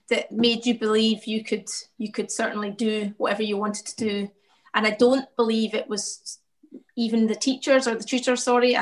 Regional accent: Glasgow, Scotland, United Kingdom; I grew up in the south side of Glasgow in Pollock Shields

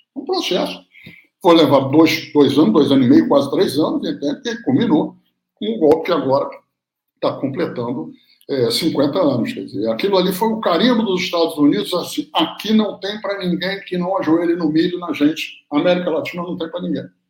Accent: Brazil; moved away as an adult; also born or lived in Cuba / Chile

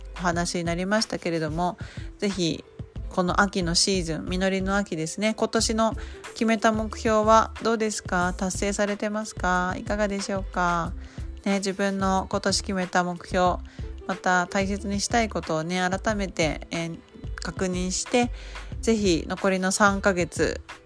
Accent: Nagasaki, Japan; moved away; 故郷の長崎の

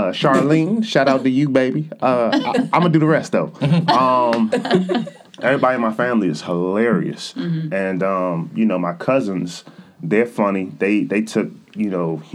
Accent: Baltimore, Maryland, United States; also born or lived in Lanham, Prince George's County, Maryland / Chicago; I was born in Baltimore, and my mom lived there majority of my childhood

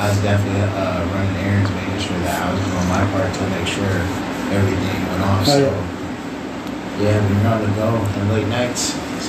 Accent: Iowa, United States

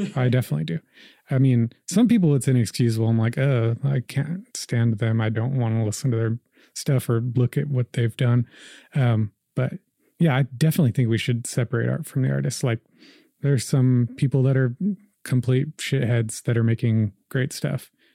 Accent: Slaughterville, Oklahoma, United States; also born or lived in Riverside, California; I was born in California, in Riverside, and, uh, I moved to Oklahoma when I was like seven, just like in the year two thousand. And, uh, I moved to Slaughterville, Oklahoma, out south of Noble

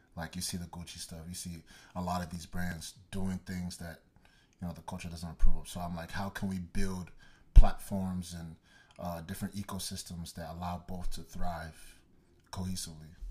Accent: Dallas, Texas, United States; also born or lived in Nigeria; I was born and raised in Dallas, Texas, Garden specifically, and, um, I'm Nigerian, uh, Igbo boy

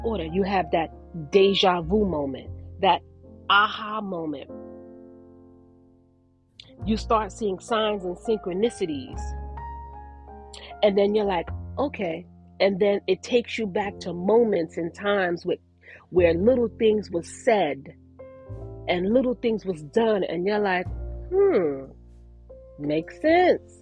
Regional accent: New York, United States; moved away; I'm from New York. I don't live in New York, but I'm from New York

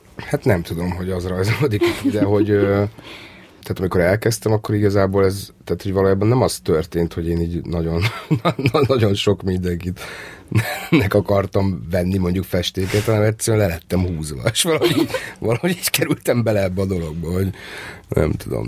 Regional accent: Törökbálint, Pest, Hungary; én törökbánitoni laktam, feljöttem Budapestre

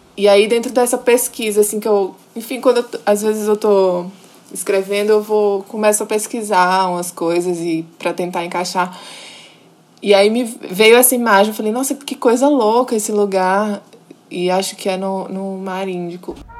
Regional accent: Natal, Rio Grande do Norte, Brazil; eu sou potiguar, nasci, me criei em Natal

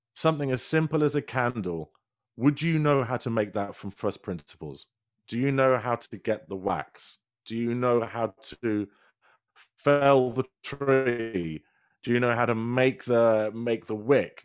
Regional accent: United Kingdom; accent: British; my lovely British accent

